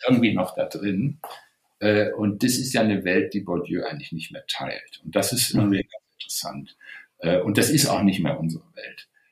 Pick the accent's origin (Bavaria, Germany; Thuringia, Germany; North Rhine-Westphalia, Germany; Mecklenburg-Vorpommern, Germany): North Rhine-Westphalia, Germany; Wuppertal; ich bin in Wuppertal geboren